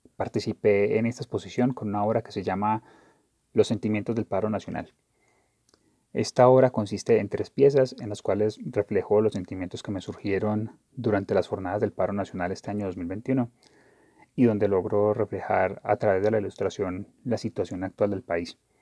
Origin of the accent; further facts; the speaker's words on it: Colombia; como colombianos